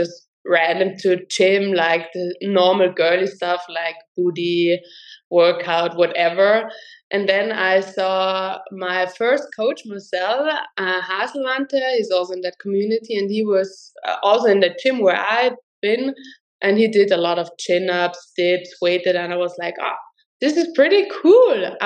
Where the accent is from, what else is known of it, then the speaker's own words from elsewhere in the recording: Tyrol, Austria; I'm from Austria, from Tirol.